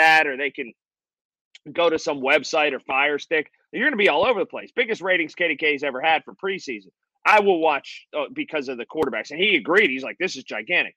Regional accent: Sharpsburg, Pennsylvania, United States; I grew up in Sharpsburg

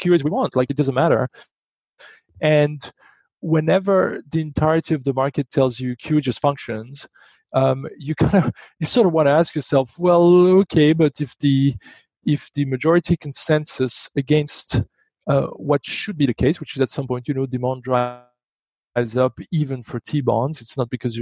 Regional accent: Belgium; moved away; I'm from Belgium

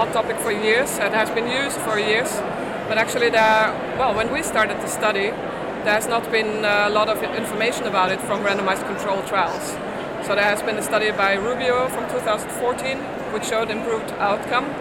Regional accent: Austria; moved away as an adult; now in Netherlands; I'm from Austria originally, but I live in the Netherlands since a couple of years.

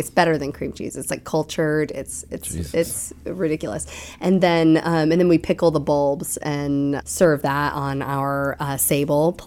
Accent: New Jersey, United States; moved away as an adult; also born or lived in Conway, South Carolina; now in Asheville, United States; I grew up in New Jersey, so bagels were part of my daily routine

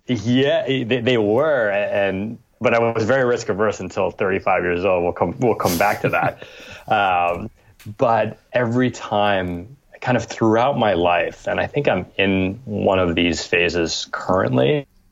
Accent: New York, United States; I was born in New York in 1979, and my parents had immigrated from Cambodia via France

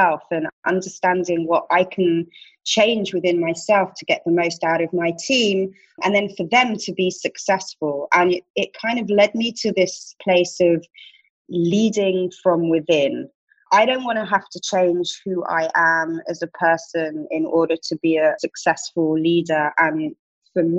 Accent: United Kingdom; accent: British; also born or lived in Tel Aviv, Israel; now in New York, United States; I'm British, obviously, in case the accent didn't give it away

